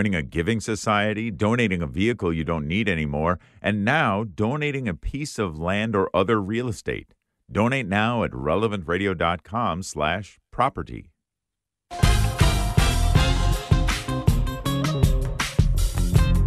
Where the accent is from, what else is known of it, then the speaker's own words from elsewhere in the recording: Wisconsin, United States; My home state of Wisconsin